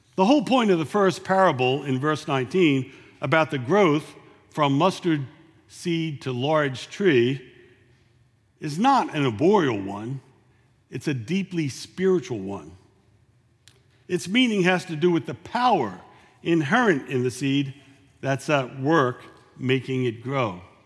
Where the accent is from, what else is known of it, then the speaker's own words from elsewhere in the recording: Philadelphia, Pennsylvania, United States; now in San Antonio, United States; I'm from Philadelphia